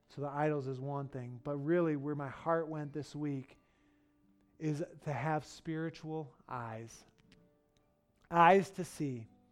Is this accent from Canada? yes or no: no; Detroit, Michigan, United States; now in West Michigan, United States; I grew up in Detroit